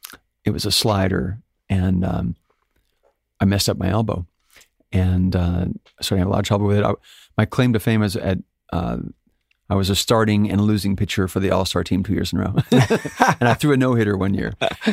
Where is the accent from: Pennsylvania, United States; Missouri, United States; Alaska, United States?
Alaska, United States; I guess I was born in Alaska, but born and raised in a little town outside of Fairbanks, which is Fairbanks is the second largest city in Alaska.